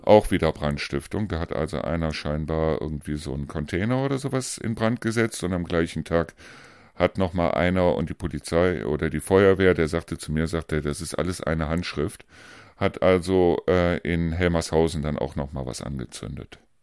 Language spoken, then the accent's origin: German; Rhineland, Germany; moved away; ich bin ja eigentlich Rheinländer